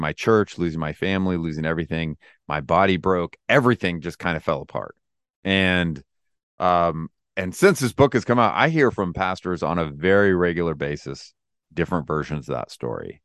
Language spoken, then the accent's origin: English; Lodi, California, United States; I was born and raised in Lodi, California